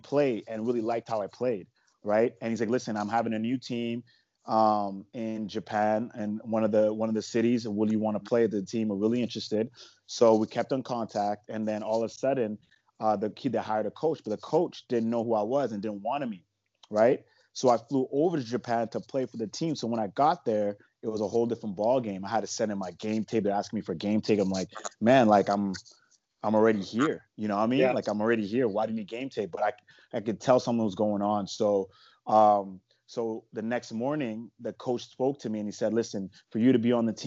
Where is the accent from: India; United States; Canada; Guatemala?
Canada; I'm from Canada